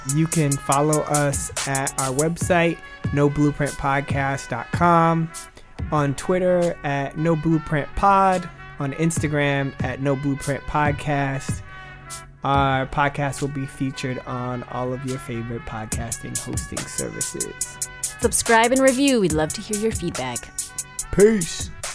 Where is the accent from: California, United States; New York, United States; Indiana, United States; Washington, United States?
Washington, United States; Kent; also born or lived in Tokyo, Japan; now in Seattle, United States; I was born in Tokyo, Japan, raised in Kent, Washington, and now currently reside in Seattle